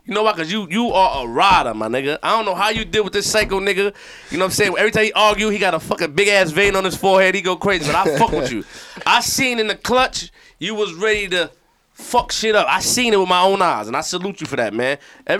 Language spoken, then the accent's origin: English; New York City, New York, United States; I'm from Queens for real, nigga.